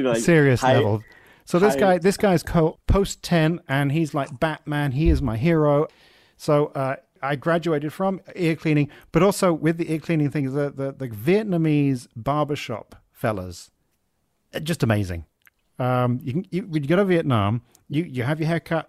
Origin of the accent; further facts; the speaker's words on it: England, United Kingdom; growing up in England.